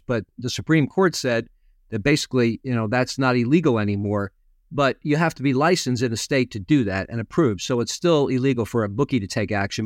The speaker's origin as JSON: {"language": "English", "region": "Connecticut", "country": "United States", "tie": "born or raised there", "said": "I grew up in Connecticut."}